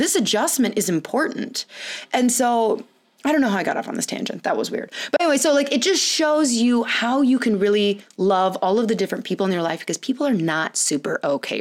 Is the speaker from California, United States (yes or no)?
yes; California, United States; moved away; I was born in California, lived there for multiple years, and went back and would spend like a lot of my summer there for multiple years to visit my dad